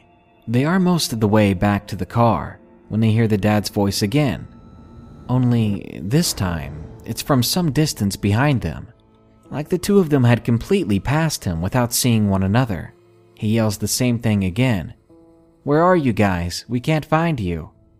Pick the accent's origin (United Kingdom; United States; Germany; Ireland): United Kingdom; England; I'm from England, and my US geography isn't great, so please forgive any vagueness in regards to the location.